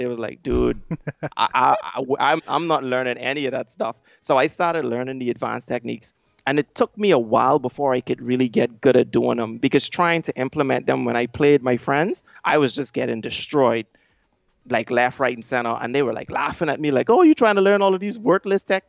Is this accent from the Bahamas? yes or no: yes; Bahamas; I'm from the Bahamas